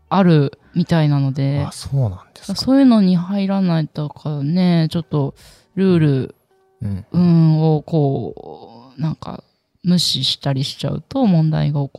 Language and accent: Japanese; Kagoshima, Japan; 私もともと鹿児島出身で